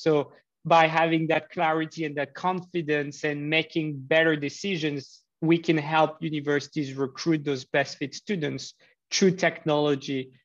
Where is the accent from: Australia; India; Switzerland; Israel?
Switzerland; also born or lived in Geneva; I grew up in Switzerland, um, in Geneva